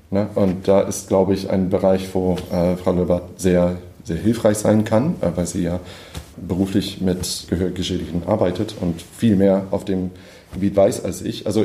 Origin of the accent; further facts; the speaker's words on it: United States; now in Berlin, Germany; ich bin Komponist, ich wohne in Berlin, ich komme aus den USA, bin Ende 30